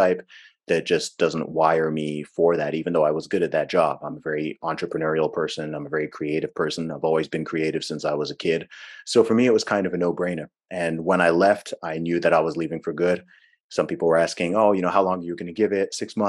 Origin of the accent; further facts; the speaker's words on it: Saudi Arabia; also born or lived in England, United Kingdom; I was born in England. I grew up in the Middle East in Saudi Arabia. Actually lived over there for about 20 years.